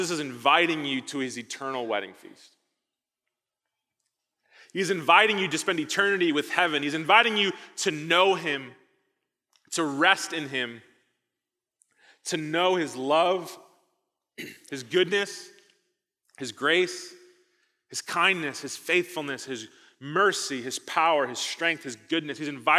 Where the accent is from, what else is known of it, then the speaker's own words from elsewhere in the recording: Midwest, United States; I came from the Midwest. Thought I was escaping tornadoes. I'm not, apparently.